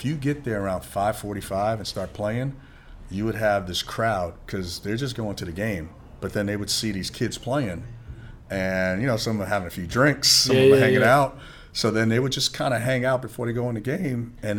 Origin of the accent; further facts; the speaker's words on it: New York City, New York, United States; I grew up in the Bronx, South Bronx, by Yankee Stadium.